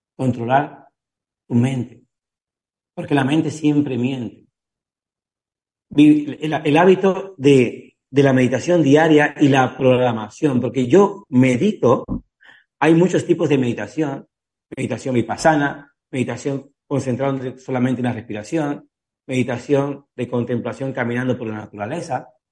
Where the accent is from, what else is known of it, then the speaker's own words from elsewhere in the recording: Cuba; soy cubano